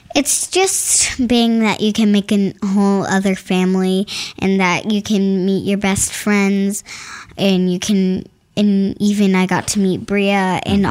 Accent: Winter Springs, Florida, United States; I'm from Florida

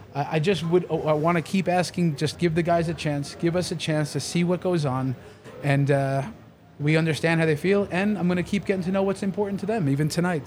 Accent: New York, United States; I'm from New York

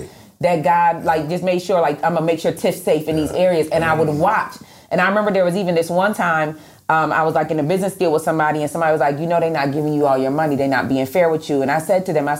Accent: Rochester, New York, United States; I'm from Rochester, New York, so it's a lot of snow. Mm-hmm. And when I was 10, I put together a team. I had a snow shoveling business

